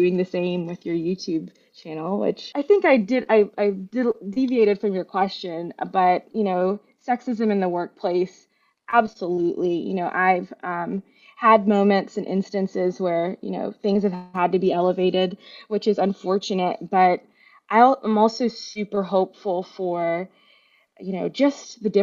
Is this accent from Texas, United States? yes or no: no; Mississippi, United States; growing up in Mississippi was another big piece of it, because there weren't any Bangladeshi people really around me.